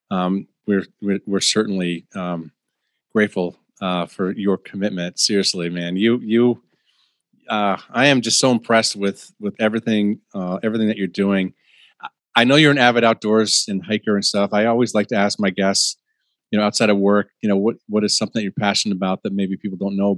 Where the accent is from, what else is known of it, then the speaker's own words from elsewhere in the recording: Minnesota, United States; I'm from Minnesota